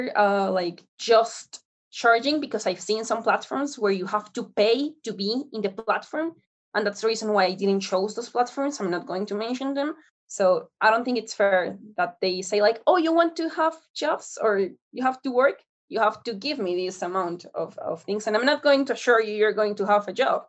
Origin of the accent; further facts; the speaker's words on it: Colombia; I'm from Colombia.